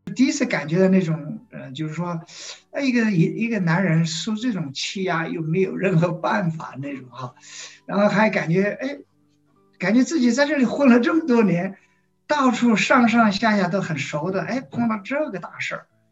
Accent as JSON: {"language": "Chinese", "country": "China", "moved": "as an adult", "lives_now": "Uganda", "said": "我作为一个中国人"}